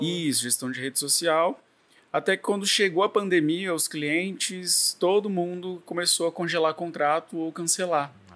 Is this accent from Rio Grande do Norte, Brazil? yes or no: no; Campo Grande, Mato Grosso do Sul, Brazil; moved away as an adult; also born or lived in Rio de Janeiro; now in Campos dos Goytacazes, Brazil; eu sou do, de Campo Grande, Mato Grosso do Sul